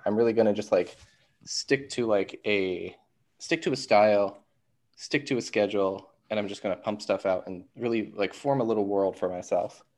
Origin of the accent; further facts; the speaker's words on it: Marysville, Ohio, United States; I'm from Columbus, Ohio. Well, technically Marysville, Ohio